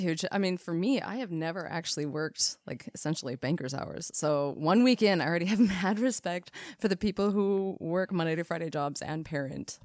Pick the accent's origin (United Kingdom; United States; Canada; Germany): Canada; We are Canadian R Ns